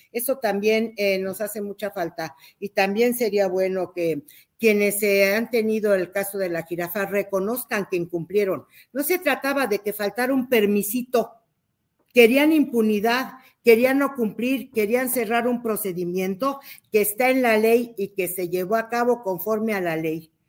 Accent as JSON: {"language": "Spanish", "country": "Mexico", "said": "Soy una mexicana"}